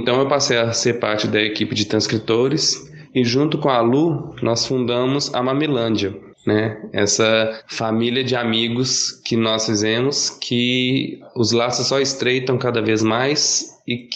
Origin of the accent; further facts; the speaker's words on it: Belo Horizonte, Minas Gerais, Brazil; sou de Minas Gerais, é, mais especificamente de Belo Horizonte.